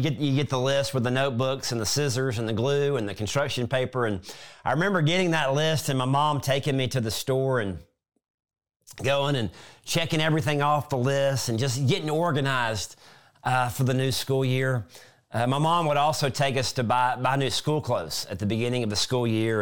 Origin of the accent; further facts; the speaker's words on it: South Mississippi, United States; when I was a kid growing up in South Mississippi